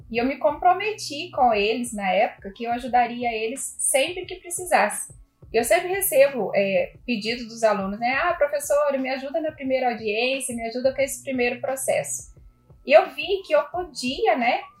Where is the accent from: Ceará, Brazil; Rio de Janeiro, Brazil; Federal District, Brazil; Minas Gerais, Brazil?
Minas Gerais, Brazil; moved away as an adult; also born or lived in Rio Grande do Sul; now in Taubaté, Brazil; Eu tenho 45 anos. Há 16 anos eu sou advogada. Uma gaúcha que foi para Minas com 3 anos de, de idade e lá eu morei por mais de 40 anos.